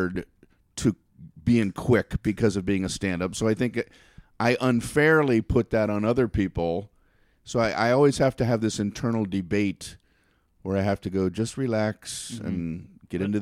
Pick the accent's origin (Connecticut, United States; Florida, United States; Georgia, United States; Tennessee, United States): Florida, United States; Miami; moved away; also born or lived in Queens, New York City; I grew up in Miami, Florida, which is it's not a fast-paced city. I grew up in the suburbs